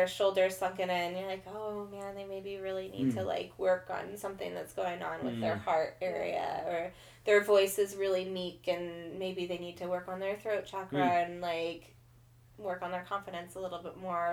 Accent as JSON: {"language": "English", "region": "Kansas", "country": "United States", "tie": "born or raised there", "moved": "as an adult", "lives_now": "Portland, United States", "said": "I grew up in Kansas. When I was 19, I moved from Kansas to Portland, Oregon"}